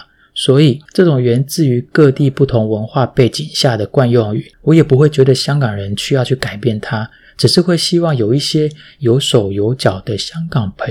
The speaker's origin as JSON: {"language": "Chinese", "country": "Taiwan", "also_born_or_lived": "Fujian (ancestry)", "moved": "yes", "lives_now": "Hong Kong", "said": "这可能是身为台湾人天生的那一点点的小体贴吧。"}